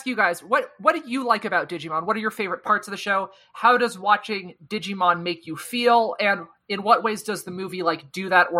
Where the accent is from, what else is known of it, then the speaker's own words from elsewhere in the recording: United States; I just call them season 1, 2, and 3 because I'm American.